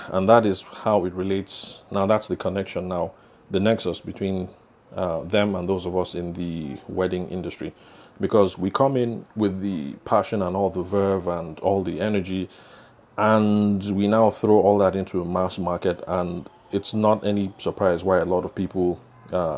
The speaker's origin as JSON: {"language": "English", "region": "Benue", "country": "Nigeria", "moved": "yes", "lives_now": "Abuja, Nigeria", "said": "the area that I will call home, because I'm from Benue State."}